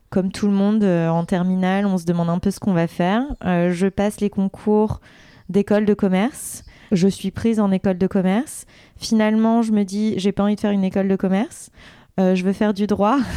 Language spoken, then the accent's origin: French; Vaujours, Île-de-France, France; born there; Moi, je suis née en région parisienne, dans le 93, dans une petite ville qui s'appelle Vaujour, que peu de gens connaissent, où il y a même euh, des vaches, euh, des champs.